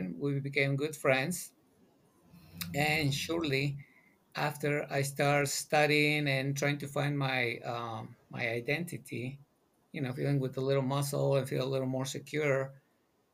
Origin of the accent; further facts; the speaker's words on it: Mexico City, Mexico; now in United States; I'm originally from Mexico City, born and raised.